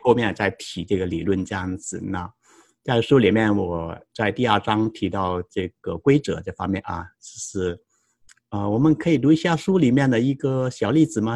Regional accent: Guangdong, China; moved away as an adult; also born or lived in Tennessee, United States / Wisconsin, United States / San Jose, United States; now in United States; 我成长在广东，二零零一年到美国留学，呃，获得田纳西大学的 M B A 学位

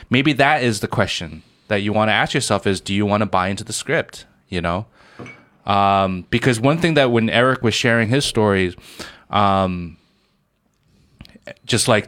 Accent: Shanghai, China; where are you from? I'm like, I'm from Shanghai.

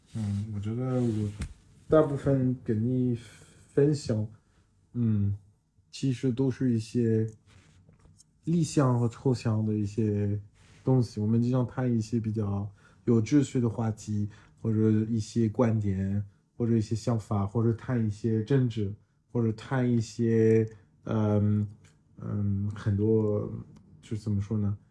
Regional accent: France; Chinese is a second language; now in Shanghai, China; 我是来自法国，呃，长期住在上海

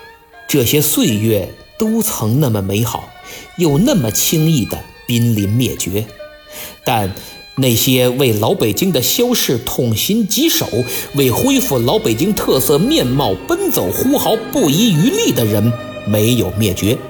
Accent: Beijing, China; 作为一个北京人，我时常感觉自己生活在一个既魔幻又现实的大城市里。

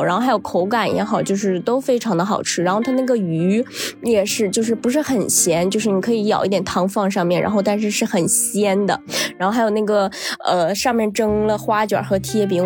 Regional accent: Northeast China, China; 我也是东北人

